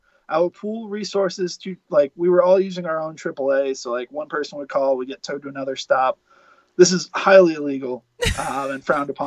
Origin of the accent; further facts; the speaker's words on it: Buffalo, New York, United States; myself and the Tonys were from Buffalo